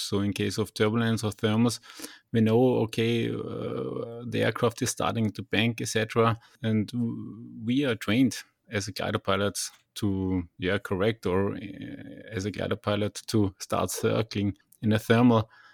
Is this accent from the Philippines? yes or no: no; Linz, Upper Austria, Austria; back in Linz, where we, my hometown is